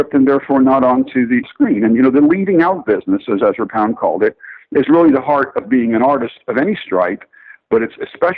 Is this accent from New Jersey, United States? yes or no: yes; Newark, New Jersey, United States; I'm from Newark. My father was of that generation of Newark sons of immigrants.